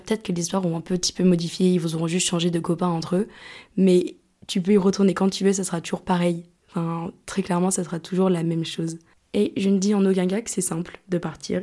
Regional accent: France; born or raised there; moved away as an adult; also born or lived in Lyon; now in Greece

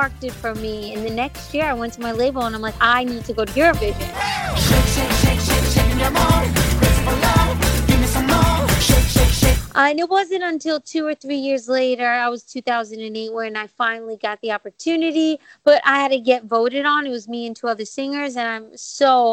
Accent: New York, United States; also born or lived in Greece; now in Washington, D.C., United States; I was born in New York and raised, lived there for most of my life, and then Greece

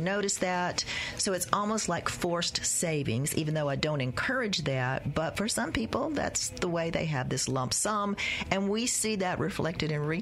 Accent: Gulfport, Mississippi, United States; I grew up in Gulfport

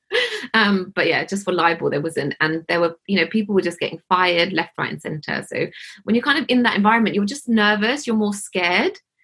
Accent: Hounslow, London, United Kingdom; I grew up in Hounslow in West London

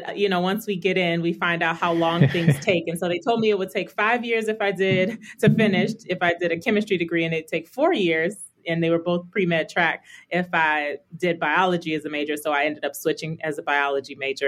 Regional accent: Las Vegas, Nevada, United States; also born or lived in Chicago, Illinois / Illinois / California; I say I'm from Vegas, but I was actually born in Chicago. We moved to Las Vegas when I was 8

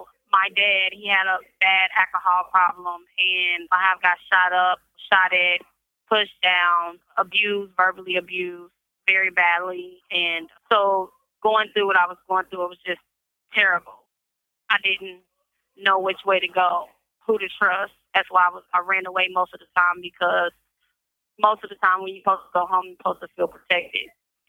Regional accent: Kansas City, Kansas, United States; I'm from Kansas City, Kansas.

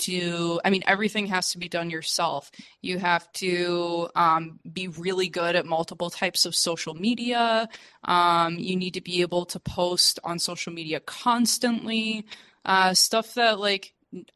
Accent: United States; moved away as an adult; also born or lived in China; now in Mexico; I'm a refugee from the United States that fled to Mexico

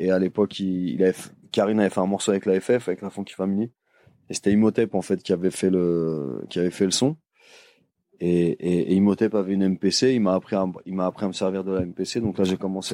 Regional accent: Paris, Île-de-France, France; je suis de Paris

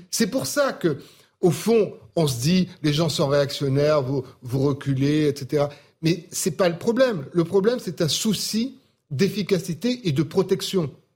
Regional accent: Marseille, Provence-Alpes-Côte d'Azur, France; je suis Marseillais comme Karim

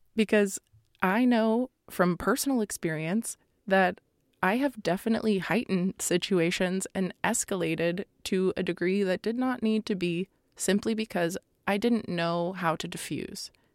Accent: Florida, United States; I come from Florida

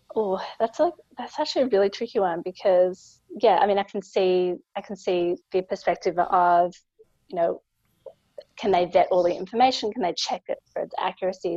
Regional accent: Australia; I'm a lawyer from Australia

